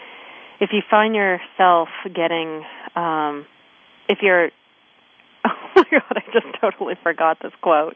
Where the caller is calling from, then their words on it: Maine, United States; I'm calling in from Maine.